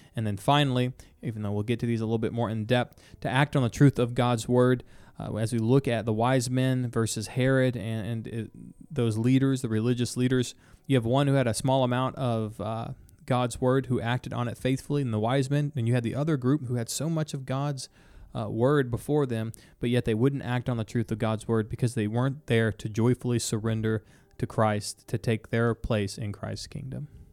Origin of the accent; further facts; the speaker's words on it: Texas, United States; I'm from Texas.